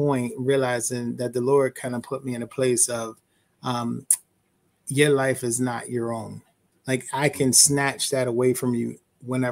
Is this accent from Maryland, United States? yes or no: no; Philadelphia, Pennsylvania, United States; I'm from Philly, born and raised. West Oak Lane, came up there as a young person.